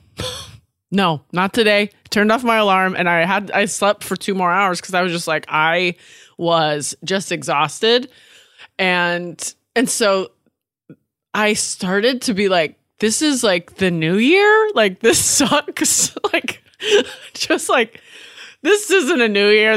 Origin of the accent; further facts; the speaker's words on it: Washington, United States; now in Los Angeles, United States; I'm from Washington State